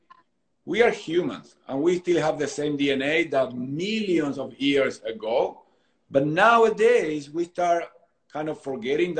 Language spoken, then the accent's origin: English; Argentina; now in Southern California, United States; growing up in Argentina